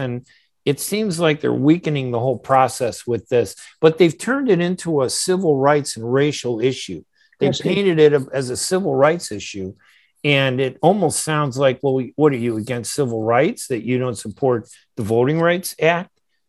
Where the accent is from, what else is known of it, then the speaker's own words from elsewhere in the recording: United States; as an American, I remember I turned 18, I registered to vote